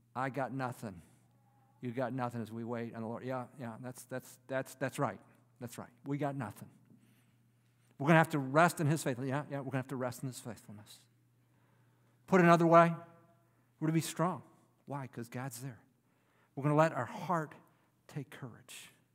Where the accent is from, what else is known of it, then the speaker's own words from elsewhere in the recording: Detroit, Michigan, United States; As a kid, I grew up in the Detroit area